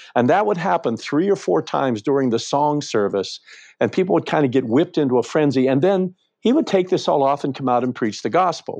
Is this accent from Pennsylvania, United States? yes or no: yes; Western Pennsylvania, United States; I grew up in Western Pennsylvania, in a little town